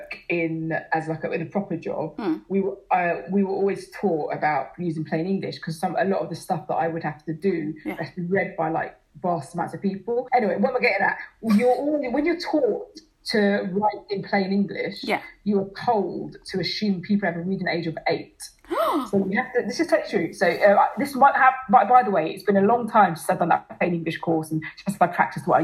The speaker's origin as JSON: {"language": "English", "country": "Ghana", "moved": "yes", "lives_now": "Enfield, United Kingdom", "said": "I'm from Ghana"}